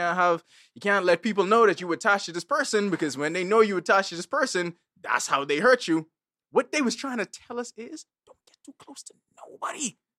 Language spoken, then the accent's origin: English; New Orleans, Louisiana, United States; I'm from New Orleans. I need the Southern girl.